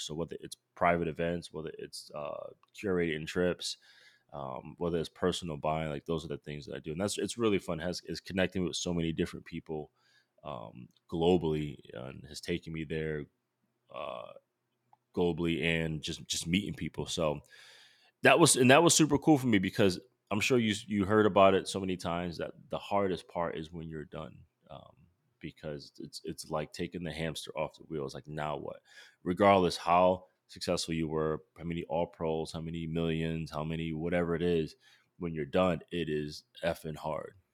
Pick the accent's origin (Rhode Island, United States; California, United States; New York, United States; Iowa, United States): Rhode Island, United States; moved away; I'm from Rhode Island